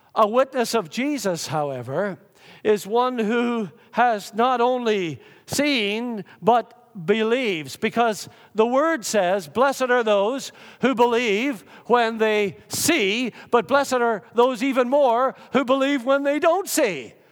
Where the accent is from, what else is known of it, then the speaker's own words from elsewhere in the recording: Lurgan, Northern Ireland, United Kingdom; growing up in the Methodist Church in Lurgan, Northern Ireland